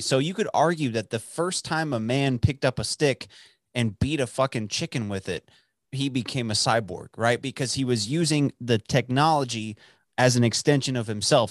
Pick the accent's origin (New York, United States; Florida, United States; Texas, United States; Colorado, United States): Texas, United States; outside of Dallas; the town that I grew up in outside of Dallas for eighteen years